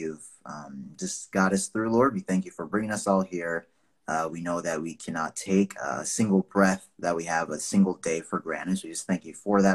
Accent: Nigeria; now in United States; I'm Nigerian. I was born there, lived in the U.S. for 20 plus years now.

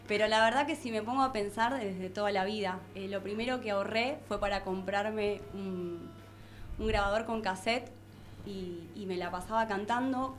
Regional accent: Banfield, Buenos Aires Province, Argentina; nací en Banfield

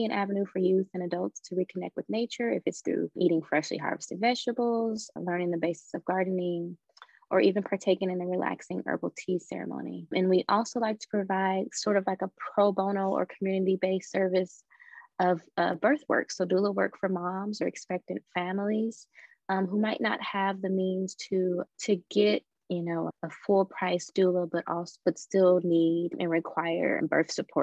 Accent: Chicago, Illinois, United States; moved away; also born or lived in Phoenix, Arizona; I grew up in Chicago, so I like to call it the concrete jungle.

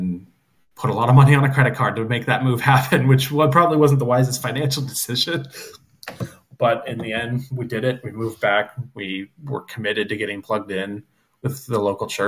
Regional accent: West Coast, United States; moved away as an adult; also born or lived in Bible Belt; Growing up on the West Coast, it's very casual and laid back. You wear your Seahawk jerseys to church

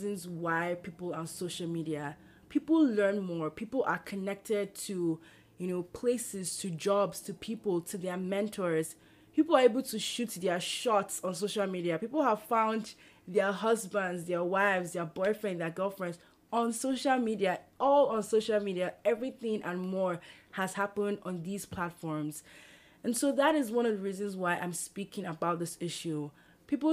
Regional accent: Nigeria; moved away as an adult; also born or lived in Lagos, Nigeria; now in Berkeley, United States; So here I am in Berkeley, California. I grew up in Nigeria

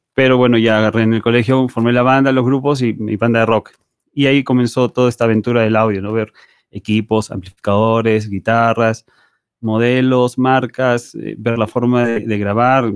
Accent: Peru; en mi país no existía esa carrera en la universidad

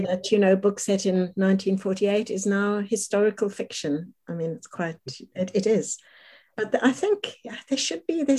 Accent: South Africa; moved away as an adult; now in London, United Kingdom; They were both Holocaust survivors who came to live in South Africa, where I grew up

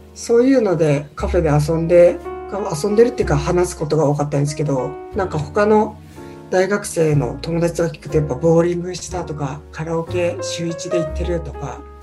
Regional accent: Tokyo, Japan; 東京出身なんですけど住んでるところがみんな神奈川の県境に住んでいて

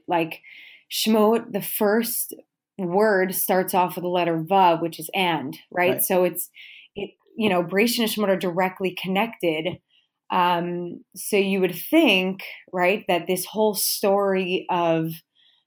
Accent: Teaneck, New Jersey, United States; now in Pennsylvania, United States; I'm originally from Teaneck

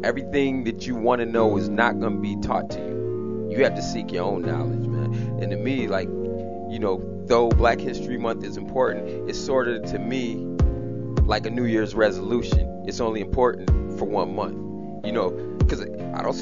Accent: Jamaica; I'm Jamaican, and I grew up in a house

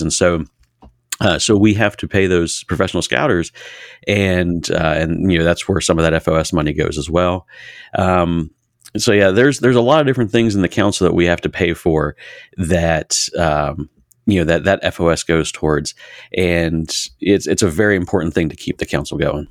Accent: Harrisonburg, Virginia, United States; I grew up in Massanutten District here in Harrisonburg

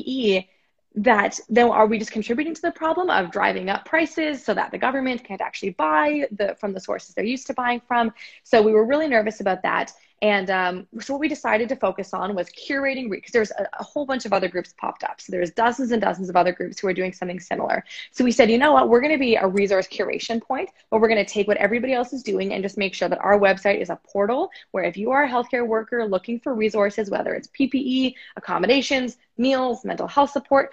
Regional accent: Canada; as a Canadian citizen

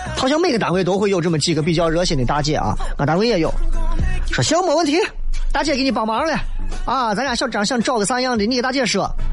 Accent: Xi'an, Shaanxi, China; 咱唐朝遗风下来的这种习俗，很多西安人都喜欢女娃要白，白胖白胖的

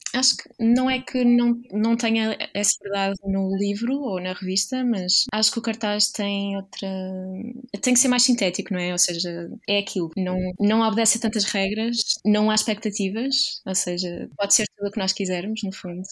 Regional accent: Viana do Castelo, Portugal; moved away; also born or lived in Aveiro / Porto; Sou de Viana

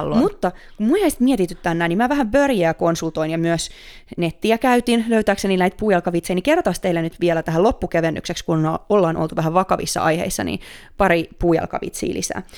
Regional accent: Finland; born or raised there; now in Stockholm, Sweden

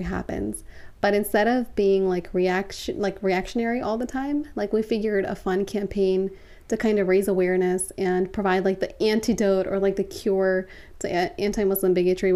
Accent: Baltimore, Maryland, United States; I was born and raised in Baltimore

